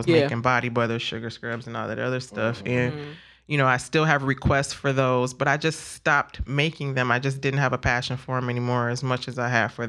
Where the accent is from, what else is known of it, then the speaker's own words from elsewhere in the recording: Beach Park, Illinois, United States; moved away as an adult; also born or lived in Lake County, Illinois; now in Kenosha, United States; we grew up in Beach Park, you know, single mom, got five beautiful kids.